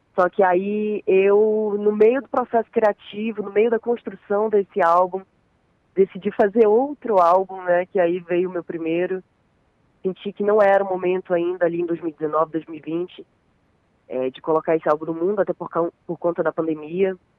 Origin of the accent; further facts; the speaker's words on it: Santarém, Pará, Brazil; eu sou nascida e criada aqui em Santarém, Pará